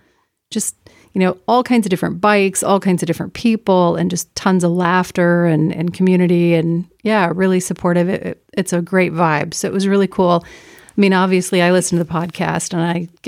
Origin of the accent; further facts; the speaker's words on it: Sturgis, South Dakota, United States; I was born and raised in Sturgis